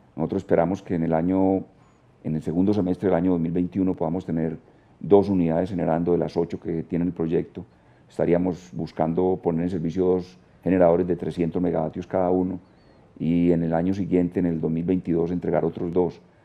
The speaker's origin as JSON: {"language": "Spanish", "town": "Guatapé", "region": "Antioquia", "country": "Colombia", "tie": "born or raised there", "said": "Yo soy de Guatapé, nací en Guatapé"}